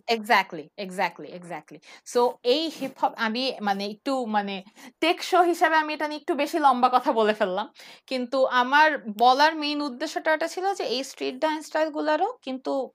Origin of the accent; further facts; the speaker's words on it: Dhaka, Dhaka Division, Bangladesh; moved away as an adult; আমার জন্ম আর আমার বেড়ে ওঠা হচ্ছে ঢাকা ইউনিভার্সিটি ক্যাম্পাসে